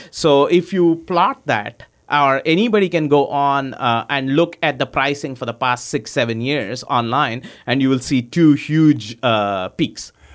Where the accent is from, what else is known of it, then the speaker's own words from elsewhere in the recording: India; moved away as an adult; also born or lived in Oklahoma, United States / Houston, United States; I was born in, uh, I grew up in India. I came to the U S in ninety-nine